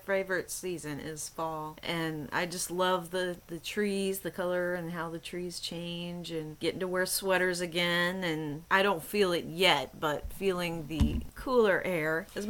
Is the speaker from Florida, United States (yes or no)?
no; Indiana, United States; Well, I grew up in Indiana